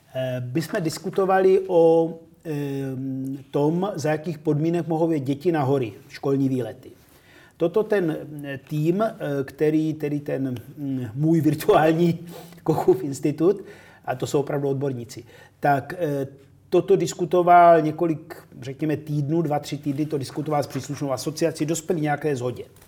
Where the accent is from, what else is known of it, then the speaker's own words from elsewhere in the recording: Czechia; ale jsme Češi.